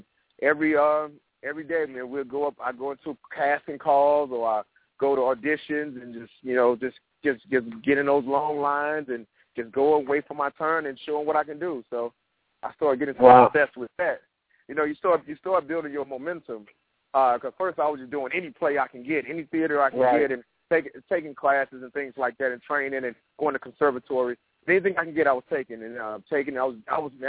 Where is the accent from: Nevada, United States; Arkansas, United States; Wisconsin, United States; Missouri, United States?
Missouri, United States; St. Louis; moved away as an adult; also born or lived in Harlem, New York City; I was born and raised in St. Louis, Missouri